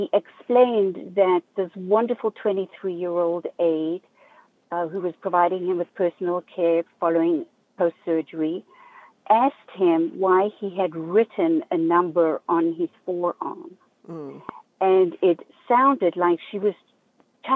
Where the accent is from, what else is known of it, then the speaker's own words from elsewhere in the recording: South Africa; also born or lived in Zimbabwe; now in Southeast Florida, United States; I grew up in South Africa, although I was born in Zimbabwe.